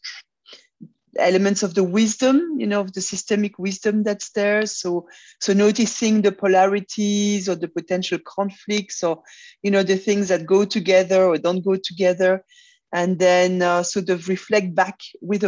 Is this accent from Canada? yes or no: no; Brussels, Brussels-Capital Region, Belgium; also born or lived in Congo / Belfast, Northern Ireland; I was born in Brussels, but my parents were living in Africa at the time, in Zaire, now Congo. So, I've spent 7 years in Congo. Then we came back around Brussels